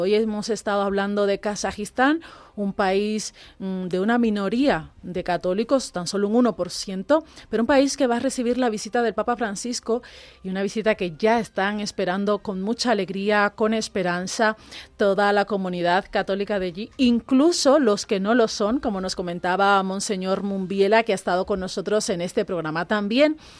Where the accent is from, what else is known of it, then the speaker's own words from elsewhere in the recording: Cuba; now in Spain; yo como cubana